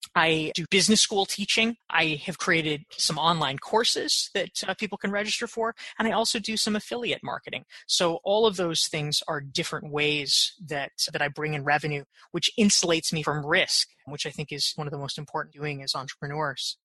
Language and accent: English; Pinehurst, North Carolina, United States; born or raised there; now in New York, United States